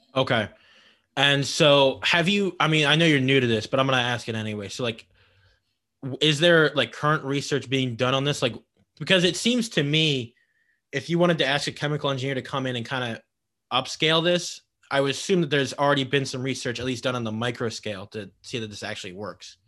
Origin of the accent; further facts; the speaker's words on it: King of Prussia, Pennsylvania, United States; I'm from King of Prussia